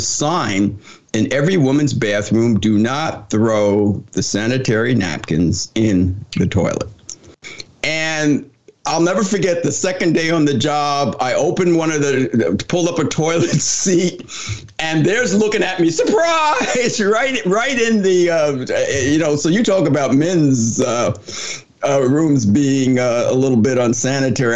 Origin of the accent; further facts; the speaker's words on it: New Jersey, United States; moved away; I took a job back in uh, in New Jersey. I'm from New Jersey